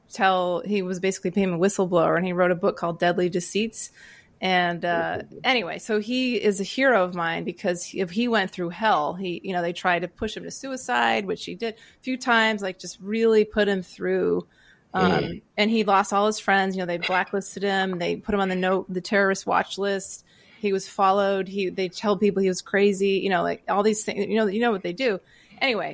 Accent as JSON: {"language": "English", "region": "Maine", "country": "United States", "tie": "born or raised there", "also_born_or_lived": "Virginia", "said": "I grew up in Maine"}